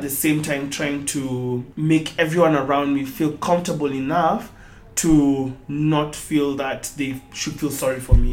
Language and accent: English; Nairobi, Kenya; I am from Nairobi, Kenya, born and bred